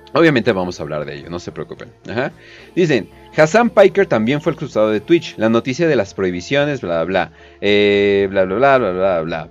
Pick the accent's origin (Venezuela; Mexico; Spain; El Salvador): Mexico; soy de México, soy preto